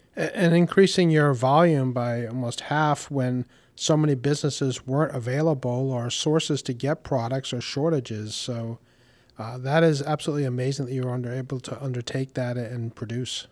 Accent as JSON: {"language": "English", "town": "Warwick", "region": "Rhode Island", "country": "United States", "tie": "born or raised there", "said": "I grew up in Warwick and have been a homeowner for over 30 years in our lovely city"}